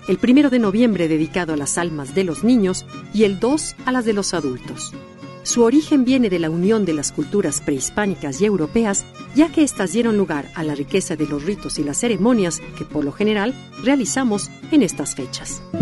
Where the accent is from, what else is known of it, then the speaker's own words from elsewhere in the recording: Mexico; Así somos los mexicanos.